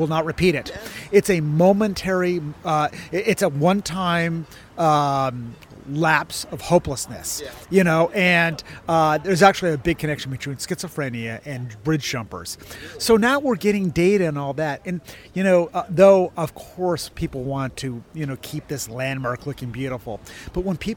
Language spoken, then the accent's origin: English; Pasadena, California, United States; I grew up in Pasadena